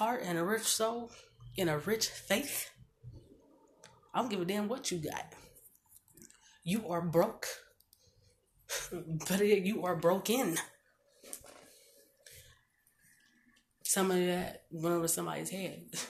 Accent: Omaha, Nebraska, United States; I was born and raised in North Omaha Bottoms

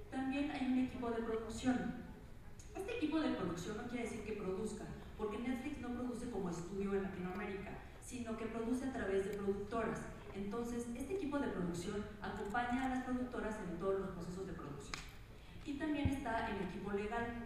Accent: Mexico; yo soy mexicana

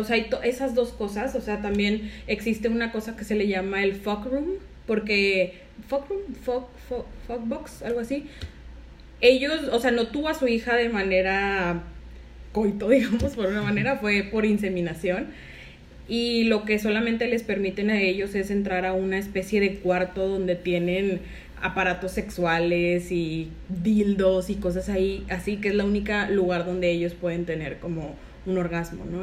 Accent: Monterrey, Nuevo León, Mexico; los que somos de acá de Monterrey

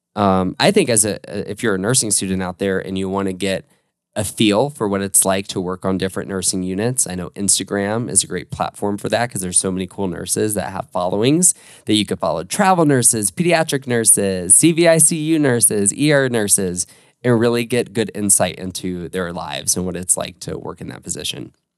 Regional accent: Orlando, Florida, United States; I was born and raised in Orlando

